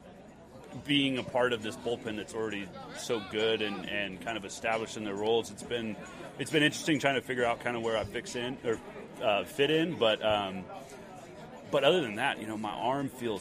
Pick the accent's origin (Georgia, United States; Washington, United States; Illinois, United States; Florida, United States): Washington, United States; Spokane; born or raised there